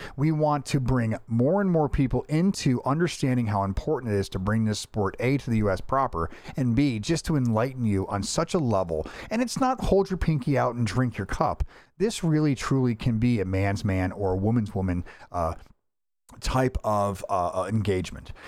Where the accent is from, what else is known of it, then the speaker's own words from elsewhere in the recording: Florida, United States; I'm from Florida